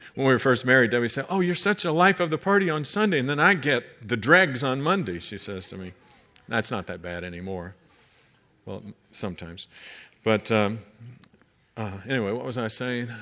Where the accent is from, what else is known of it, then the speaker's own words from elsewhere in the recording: United States; also born or lived in Kentucky / Georgia; I'm from Kentucky and Georgia